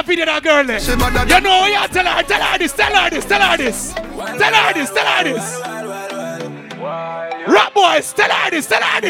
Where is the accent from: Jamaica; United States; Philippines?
Jamaica; I'm from Jamaica, baby.